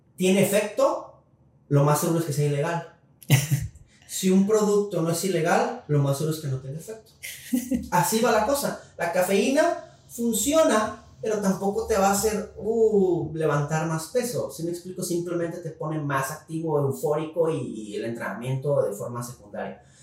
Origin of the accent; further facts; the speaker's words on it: Mexico; como mexicanos